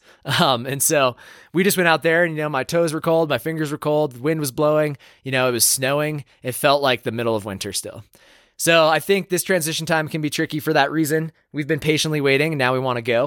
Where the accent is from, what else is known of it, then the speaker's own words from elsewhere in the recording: Massachusetts, United States; now in San Juan Mountains, Colorado, United States; I'm from Massachusetts